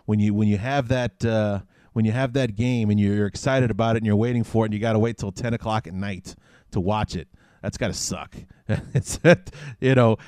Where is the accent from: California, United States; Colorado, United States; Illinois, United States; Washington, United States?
Illinois, United States; Chicago; having grown up, born and raised in Chicago